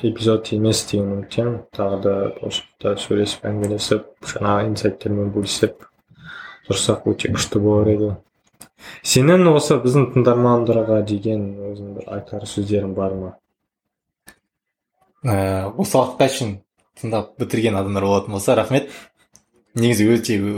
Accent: Kazakhstan; осы жерден шыққаннан кейін қазақпыз

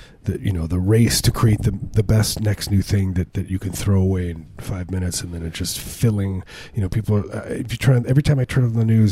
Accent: Illinois, United States; I was there in Illinois in 1988 when it happened

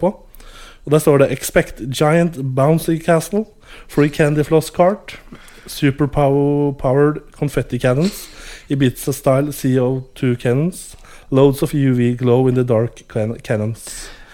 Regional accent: Norway; Jeg er fra Skandinavia

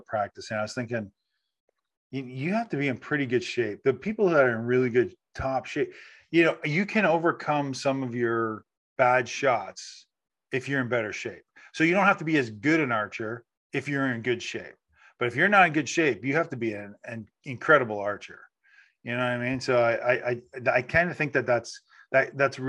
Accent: Canada; I'm Canadian too

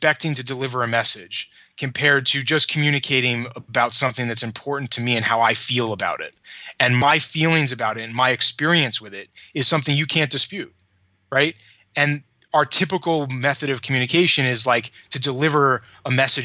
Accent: New York, United States; I grew up in New York.

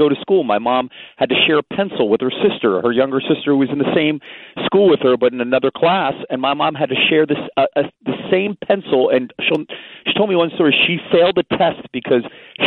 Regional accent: Phoenixville, Pennsylvania, United States; also born or lived in West Philadelphia, Pennsylvania; I was born there, and then about 9 months later, I was raised in the suburbs of Phoenixville

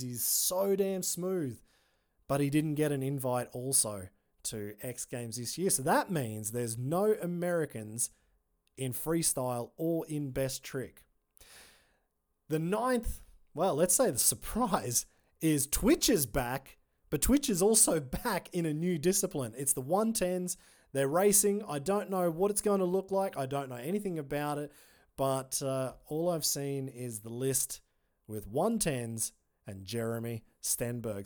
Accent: Australia; I'm an Aussie

